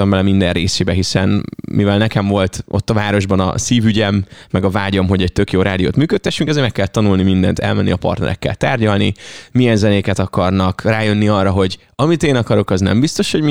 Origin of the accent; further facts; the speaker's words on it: Ajka, Veszprém County, Hungary; ahogy cseperedtem fel, és végre elmehettem Ajkáról vonattal egyedül valahova